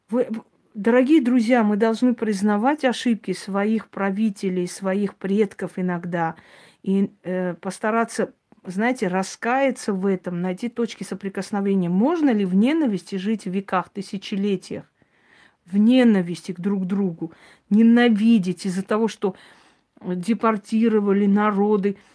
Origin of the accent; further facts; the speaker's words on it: Armenia; Да, он азербайджанец, а я армянка.